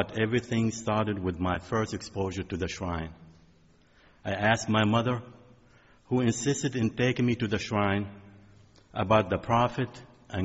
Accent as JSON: {"language": "English", "area": "Bekaa Valley", "region": "Beqaa", "country": "Lebanon", "tie": "born or raised there", "moved": "yes", "lives_now": "United States", "said": "The town I grew up in is located in the Bekaa Valley, surrounded by two stretches of mountains."}